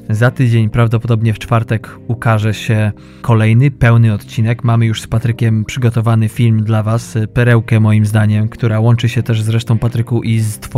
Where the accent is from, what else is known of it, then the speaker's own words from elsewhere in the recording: western Poland, Poland; ja pochodzę z zachodu Polski